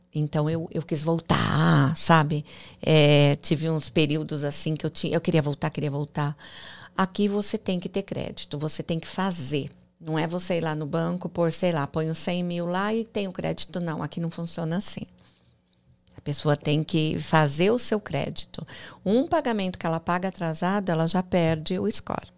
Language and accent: Portuguese; interior of São Paulo, Brazil; moved away as an adult; also born or lived in Alphaville, Brazil; now in Miami, United States; eu sou do interior de São Paulo